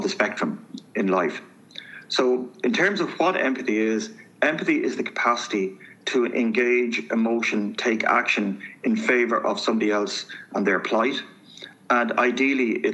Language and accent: English; Dublin, Leinster, Ireland; I grew up, I'm from Manor Street, inner city Dublin, youngest of a very large family